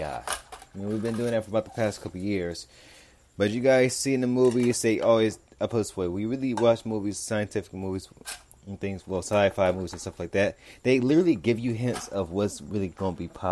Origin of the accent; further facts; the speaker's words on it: Los Angeles, California, United States; I'm from South Central California, so I really do not live too far from USC